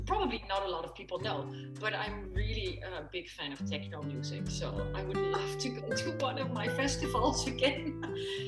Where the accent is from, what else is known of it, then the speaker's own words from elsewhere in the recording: Dubai, United Arab Emirates; now in Netherlands; I was born in Dubai. I'm a desert girl